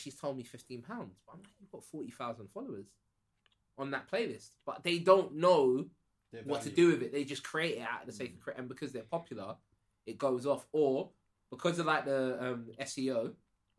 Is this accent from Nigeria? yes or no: yes; Nigeria